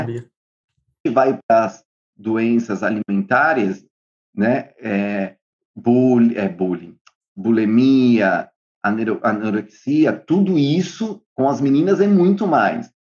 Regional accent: São Paulo, Brazil; now in Buenos Aires, Argentina; eu sou de São Paulo, eu moro em Buenos Aires

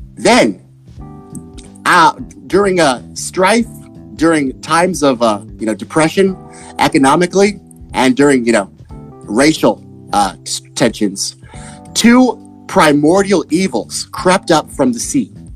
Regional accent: Texas, United States; I'm from Texas.

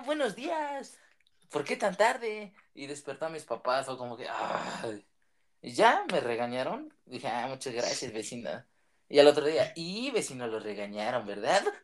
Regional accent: Maravatío, Michoacán, Mexico; soy de Marabatío, un pequeño pueblito que está en Michoacán.

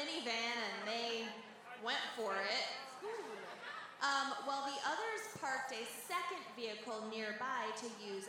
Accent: Denver, Colorado, United States; Fuck the Springs, we're from Denver.

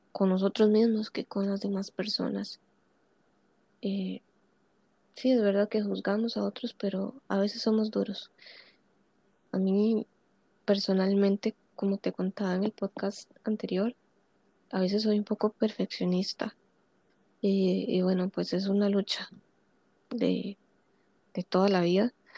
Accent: Costa Rica; yo soy costarricense

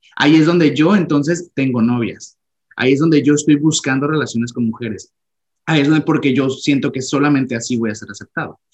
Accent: Mexico; now in Canada; me considero mexicano, nací en México y amo mi cultura

